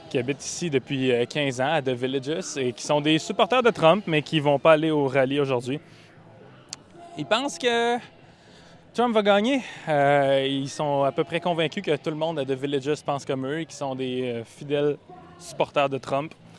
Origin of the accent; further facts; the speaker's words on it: Canada; accent: Canadian; mon accent canadien